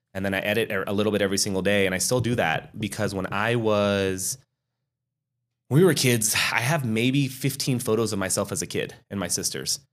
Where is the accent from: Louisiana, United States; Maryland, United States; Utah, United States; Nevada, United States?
Nevada, United States; Reno; I'm born and raised in Reno, Sparks, Nevada.